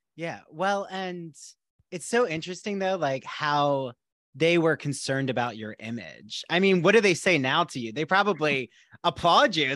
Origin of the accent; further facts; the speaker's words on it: New Jersey, United States; I grew up in South Jersey, like, right by Philly.